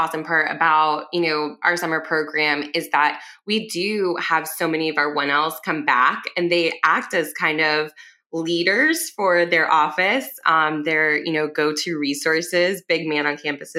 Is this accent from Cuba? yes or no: yes; Cuba; I'm also Cuban.